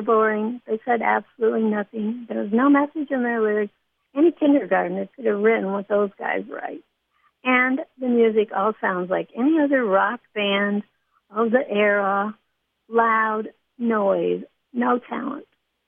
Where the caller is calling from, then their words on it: Nashville, Tennessee, United States; I'm calling from Nashville, Tennessee.